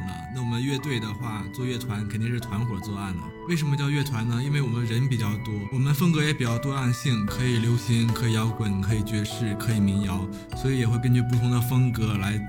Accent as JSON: {"language": "Chinese", "town": "Dalian", "region": "Liaoning", "country": "China", "said": "我来自辽宁大连，一个美丽的海滨城市"}